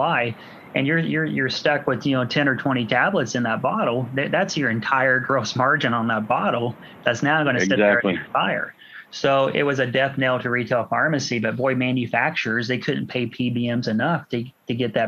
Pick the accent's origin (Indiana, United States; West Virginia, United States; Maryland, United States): Indiana, United States; Washington; Washington's is my hometown